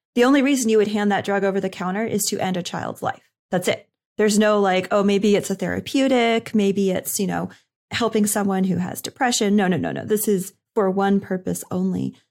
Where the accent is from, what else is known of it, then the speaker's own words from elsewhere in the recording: Northeast, United States; I'm from the Northeast